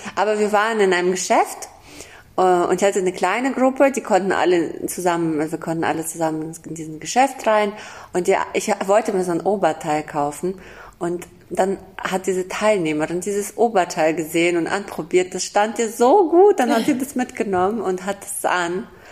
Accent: Kazakhstan; moved away; Ich bin in Kasachstan geboren

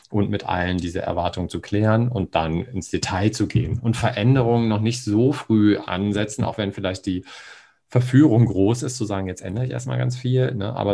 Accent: Hamburg, Germany; ich komme ja aus Hamburg und da gibt es den Hagenwegs Tierpark und ein Atlantikhaus.

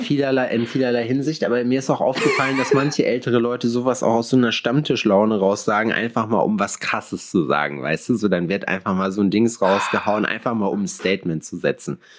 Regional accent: Sauerland, North Rhine-Westphalia, Germany; now in Jena, Germany; ich komme aus dem Sauerland

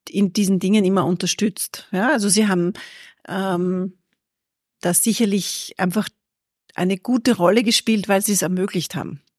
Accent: Perchtoldsdorf, Lower Austria, Austria; Aus oder? Perchtoldsdorf.

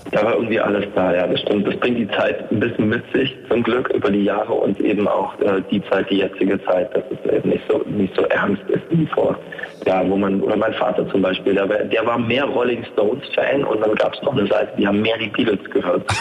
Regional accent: Erfurt, Thuringia, Germany; bleibe ich denn jetzt in meiner Heimatstadt Erfurt

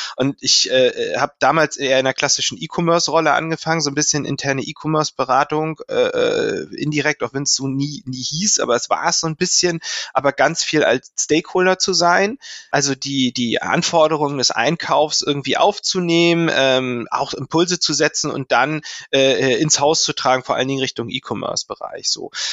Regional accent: Lübeck, Schleswig-Holstein, Germany; ich komme aus Lübeck und ich konnte das in Lübeck studieren

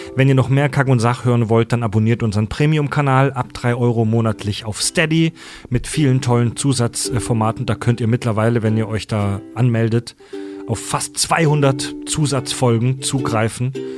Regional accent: Kesselbronn, Germany; ich komme ja vom Dorf aus Kesselbronn

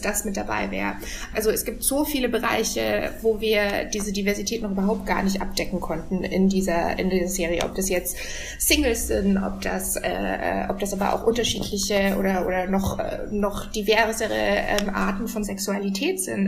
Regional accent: Regensburg, Bavaria, Germany; now in Berlin, Germany; ich komme aus Regensburg, also einer relativ ja. kleinen Stadt

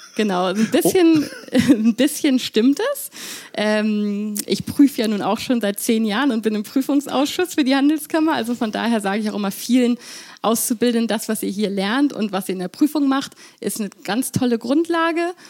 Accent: Hamburg, Germany; also born or lived in London, United Kingdom; als Hamburgerin

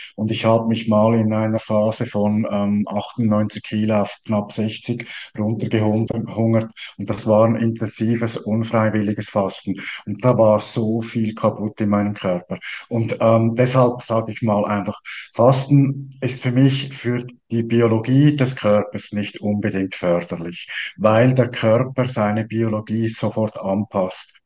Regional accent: Switzerland; als Schweizer

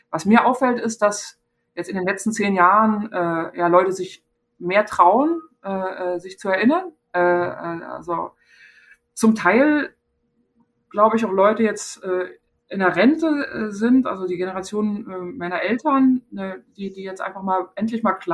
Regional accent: East Germany, Germany; ich bin in der DDR geboren, klar. Ja, äh, und bin da sozialisiert und geprägt

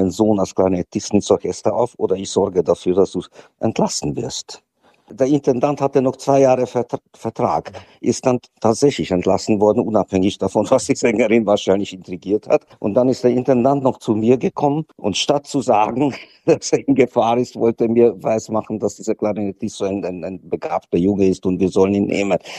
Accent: Hungary; Es ist Ungarn ist trotzdem, was heißt trotzdem, das ist doch meine Heimat.

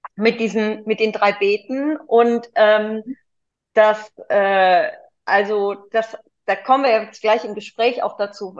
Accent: Cologne, North Rhine-Westphalia, Germany; als Kölnerin

